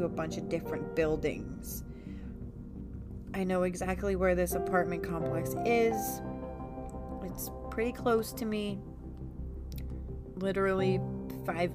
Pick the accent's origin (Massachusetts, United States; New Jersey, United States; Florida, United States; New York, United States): Massachusetts, United States; I am from Massachusetts